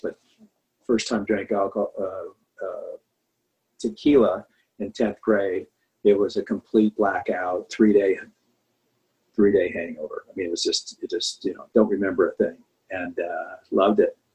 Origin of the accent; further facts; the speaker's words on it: Anaheim, California, United States; I grew up in Anaheim, California